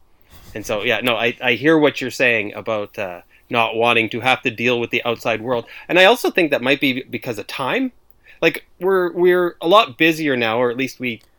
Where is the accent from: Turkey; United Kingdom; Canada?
Canada; Yeah, no, we're not quite as divided as you guys.